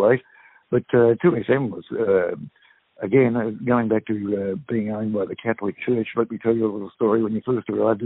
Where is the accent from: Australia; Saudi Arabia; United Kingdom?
Australia; I grew up in a country town with Aboriginal friends at school, and my heroes in my hometown were three Aboriginal brothers